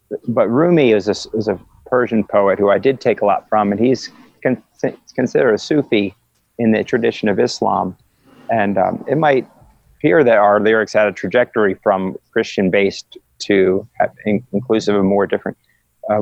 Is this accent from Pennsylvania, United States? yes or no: yes; Philadelphia, Pennsylvania, United States; I was raised in Philadelphia